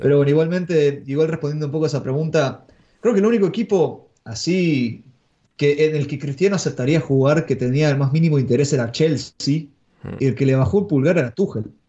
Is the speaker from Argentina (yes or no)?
yes; Argentina; soy argentino